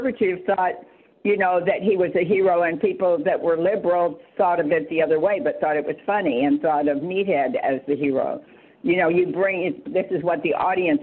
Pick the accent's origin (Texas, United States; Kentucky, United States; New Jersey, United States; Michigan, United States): Texas, United States; moved away as an adult; also born or lived in Norman, Oklahoma / New York; I was from Texas.